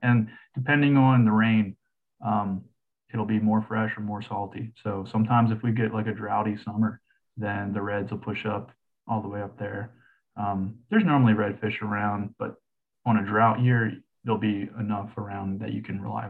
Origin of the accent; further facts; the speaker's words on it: Kent Island, Maryland, United States; I grew up on Kent Island, Maryland, which is a little island nestled in the like mid to upper region of the Chesapeake Bay.